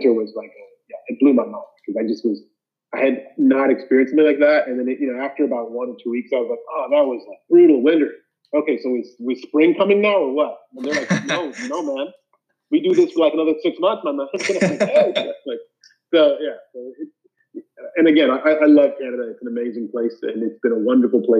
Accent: Zambia; I grew up in Zambia, which is in Central Africa.

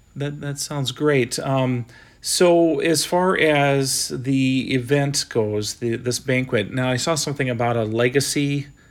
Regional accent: Sioux Falls, South Dakota, United States; I'm from Sioux Falls

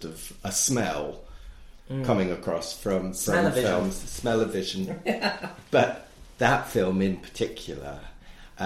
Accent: London, United Kingdom; I grew up in London. I grew up in South London.

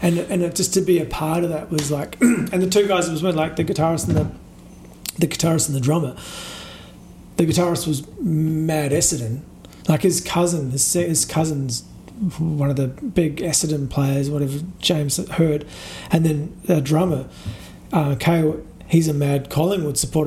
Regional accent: New Zealand; now in Australia; growing up in New Zealand

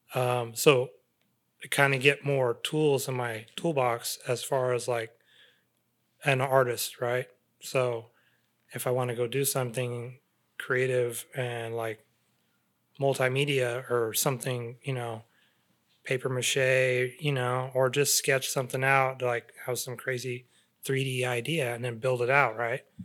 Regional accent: Central Valley, California, United States; growing up in the Central Valley, I'm exposed to, like, farm

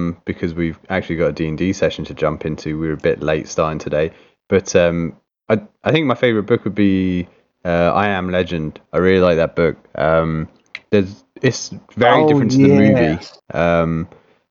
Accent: England, United Kingdom; moved away as an adult; now in Canada; growing up in Britain, I never knew about Christian rock, and then moving to North America

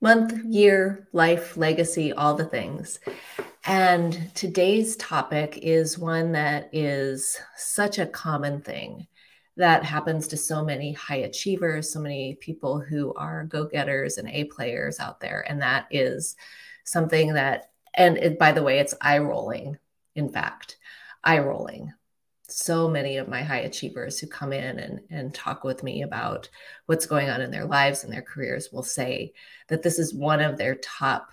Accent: United States; I'm an American

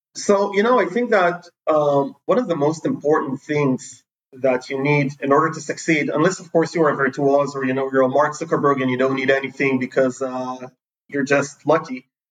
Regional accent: Jerusalem District, Israel; also born or lived in San Francisco; I was born in Jerusalem. We moved to San Francisco pretty early on. Then I moved to a neighborhood wow. called Middle uh, which is near Jerusalem.

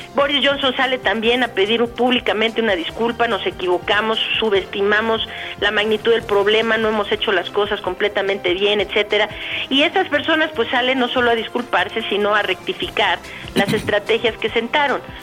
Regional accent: Guadalajara, Jalisco, Mexico; ahí en mi tierra, de hecho, yo también soy tapatía, soy de allá, de Guadalajara

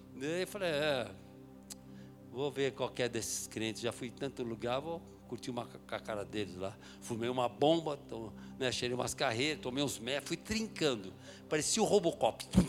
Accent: São Paulo, Brazil; eu sou de São Paulo, nasci em São Paulo, na capital de São Paulo, eh, na, Moca, na Zona Leste ali

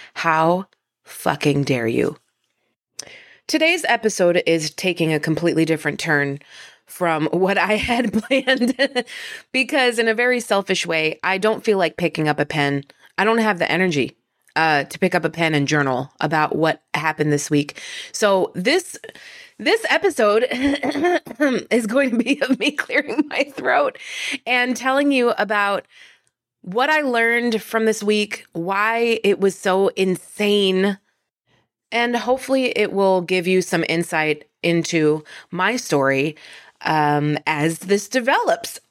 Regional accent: northern New Jersey, United States; I am from northern New Jersey

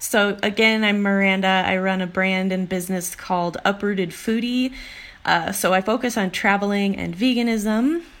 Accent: Illinois, United States; I grew up in Illinois in a rural like cornfield

